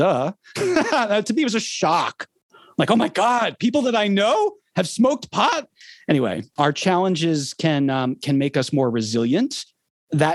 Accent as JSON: {"language": "English", "town": "Philadelphia", "region": "Pennsylvania", "country": "United States", "tie": "born or raised there", "said": "I grew up in Philadelphia, Pennsylvania"}